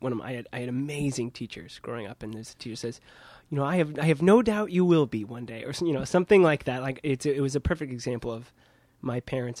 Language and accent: English; Midwest, United States; now in Brooklyn, United States; I think that's the larger growing up in the Midwest thing.